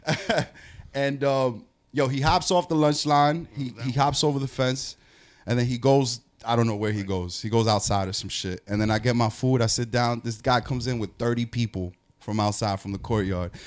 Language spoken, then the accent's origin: English; New York City, New York, United States; coming from New York